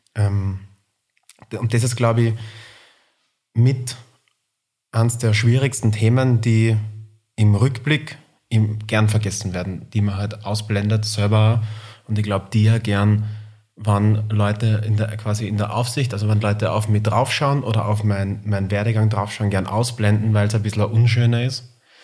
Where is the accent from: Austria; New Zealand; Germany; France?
Austria; Linz, Upper Austria; now in Vienna, Austria; ich bin Wahlwiener, aber komme ursprünglich aus Linz